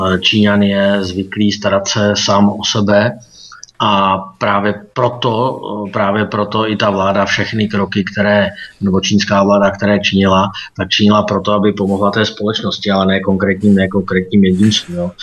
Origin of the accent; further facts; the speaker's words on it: Pardubice Region, Czechia; also born or lived in Beijing, China; já jsem z Pardubického kraje